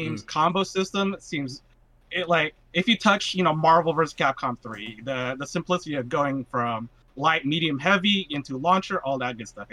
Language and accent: English; Northern California, United States; I grew up in NorCal